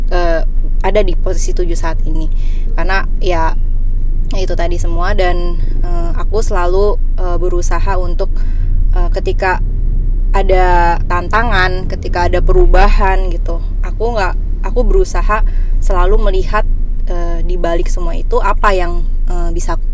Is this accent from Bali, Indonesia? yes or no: yes; Bali, Indonesia; now in Jakarta, Indonesia; Jadi waktu aku pindah dari Bali ke Jakarta